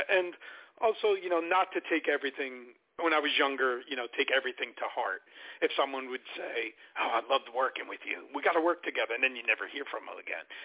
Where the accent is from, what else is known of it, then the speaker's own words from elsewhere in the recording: Newark, New Jersey, United States; I grew up in Newark, New Jersey, so I'm you know I'm uh, by by fault with street you know street smarts.